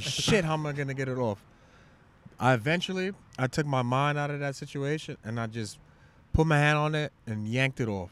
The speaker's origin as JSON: {"language": "English", "town": "New York City", "region": "New York", "country": "United States", "said": "I'm from Shaolin"}